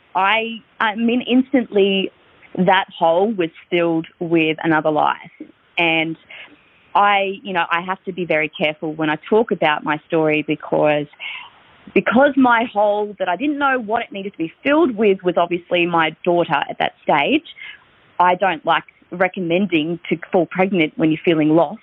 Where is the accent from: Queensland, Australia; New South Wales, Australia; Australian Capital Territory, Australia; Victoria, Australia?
Victoria, Australia; I'm from Victoria